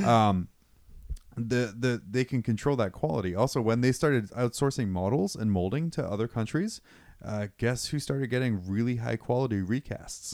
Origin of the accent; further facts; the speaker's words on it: United Kingdom; moved away; move back to my home country.